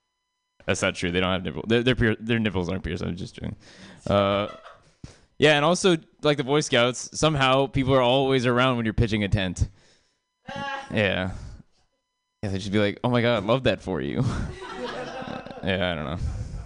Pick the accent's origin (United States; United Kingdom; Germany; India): India; I'm Indian, which is the last thing I'll ever say on the stage, and then it'll just be a white flash, and I'll just be dead. But I'm Indian